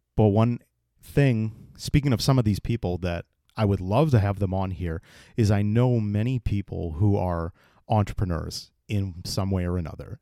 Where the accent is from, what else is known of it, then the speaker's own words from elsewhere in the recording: East Bridgewater, Massachusetts, United States; I born and raised in Massachusetts, in the town of uh, East Bridgewater